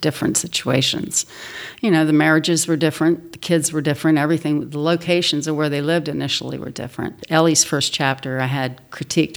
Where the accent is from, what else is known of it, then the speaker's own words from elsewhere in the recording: Washington, District of Columbia, United States; moved away as an adult; also born or lived in West Virginia; growing up in Washington, D.C.